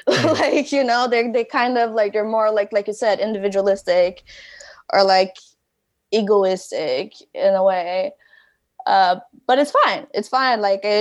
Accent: Montreal, Quebec, Canada; Because like I grew up in the West Island. And I did go to a French school when I moved here

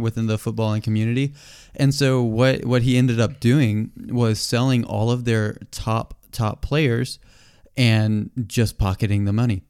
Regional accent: United States; we're American

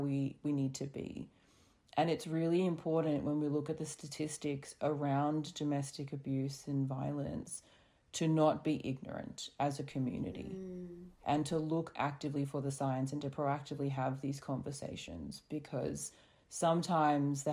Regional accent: Australia; us growing up in Australia

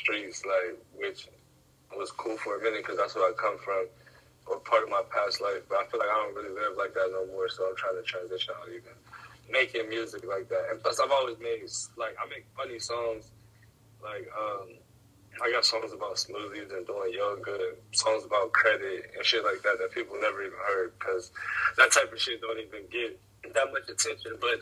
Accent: Ohio, United States; I'm from Ohio, right next to Pittsburgh, probably like 20 minutes from Pittsburgh

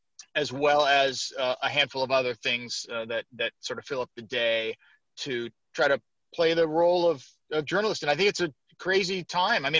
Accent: Seattle, Washington, United States; also born or lived in Syracuse / Arizona / Michigan; growing up in Seattle, wanted to be a sportscaster my whole life

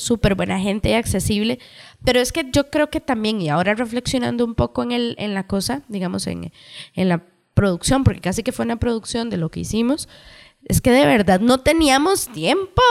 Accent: Cartago, Costa Rica; Nosotras somos de Cartago.

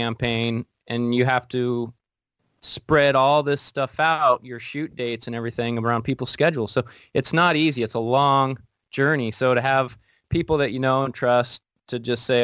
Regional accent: Portland, Oregon, United States; now in Washington, United States; I'm from Portland. I'm a Portland-based actor

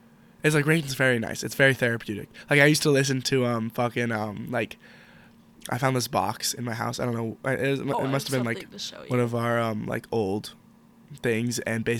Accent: Pittsburgh, Pennsylvania, United States; I'm from Pittsburgh, Pennsylvania

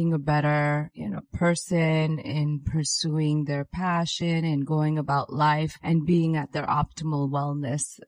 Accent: New York, United States; I'm Indian origin, even though I'm American, born and raised in New York

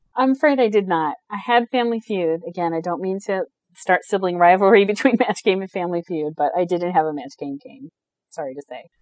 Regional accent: United States; I'm American

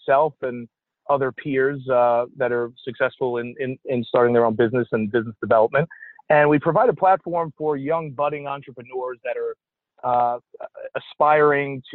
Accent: New York City, New York, United States; moved away as an adult; also born or lived in Texas; I grew up in Staten Island, New York

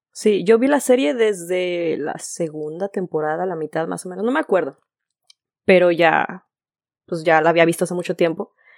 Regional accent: Guadalajara, Jalisco, Mexico; moved away as an adult; now in Florida, United States; soy de Guadalajara

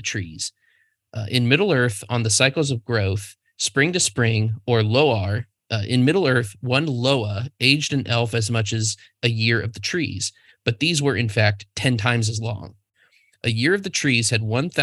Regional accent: United States; I'm American

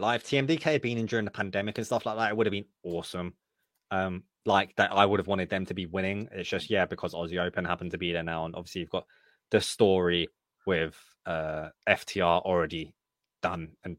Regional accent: United Kingdom; I'm British.

